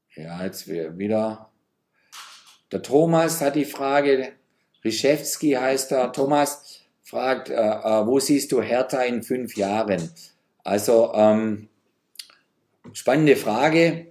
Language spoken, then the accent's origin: German; Geislingen, Baden-Württemberg, Germany; now in Berlin, Germany; wenn ich mal wieder in meiner Heimatstadt Geislingen bin, im Schwabenland.